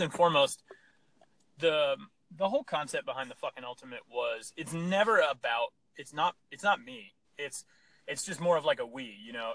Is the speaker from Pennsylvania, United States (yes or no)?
yes; Pennsylvania, United States; I grew up, we grew up in Pennsylvania